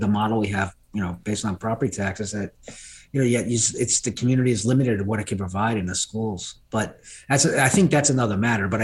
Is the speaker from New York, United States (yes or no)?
yes; New York City, New York, United States; I grew up in New York City